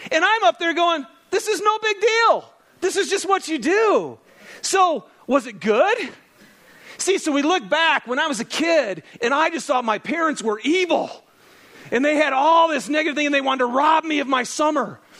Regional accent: Lapeer, Michigan, United States; I grew up out in Lapeer, Michigan, on seven acres out in the country. And um, lots of land. It was awesome.

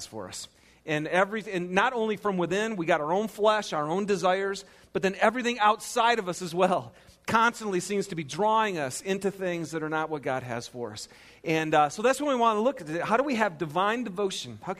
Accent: Michigan, United States; moved away; I'm from Michigan.

